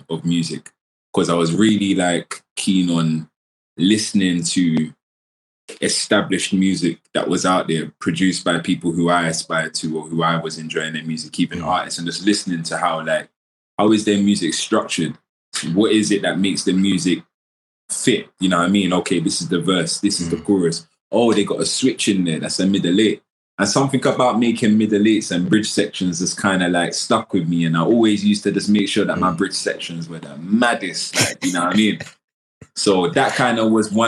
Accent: London, United Kingdom; Born and raised in Southeast South London

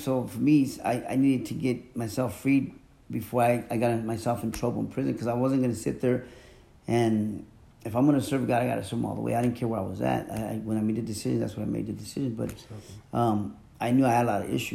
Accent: Mexico; moved away; I'm from Mexico. My family, we're traditional Mexicans

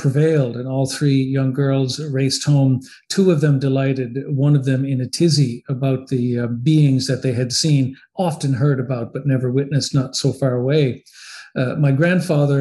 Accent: Newfoundland and Labrador, Canada; now in Ottawa, Canada; I am a Newfoundlander, a Canadian by birth and a Newfoundlander by inclination.

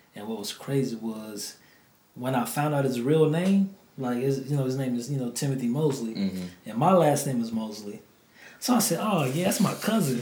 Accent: New Orleans, Louisiana, United States; moved away; I'm from the NO. You know, I, I you know was born and raised down there, moved up here

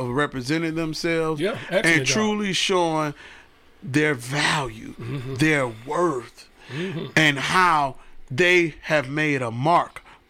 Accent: Detroit, Michigan, United States; I'm from Detroit.

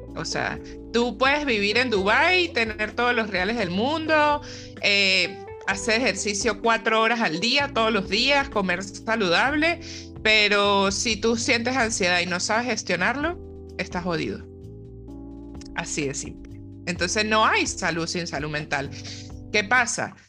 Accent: San Cristóbal, Táchira, Venezuela; moved away as an adult; also born or lived in Zulia, Venezuela; now in Argentina; Viajé a San Cristóbal, de donde soy

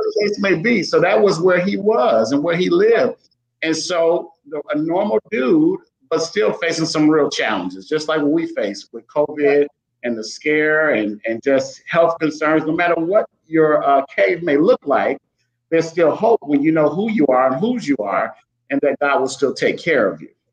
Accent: Chicago, Illinois, United States; I grew up in Chicago, so I know about things being on the run, growing up in the streets

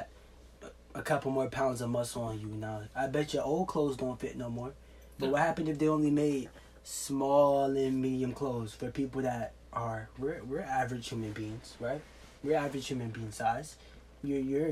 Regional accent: United States; as an American society

